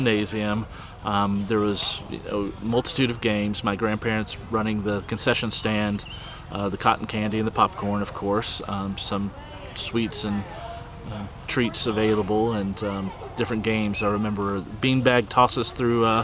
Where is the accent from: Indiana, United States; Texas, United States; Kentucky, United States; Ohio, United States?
Kentucky, United States; Bald Knob; When I grew up in Bald Knob, I was just on 421, like three houses down.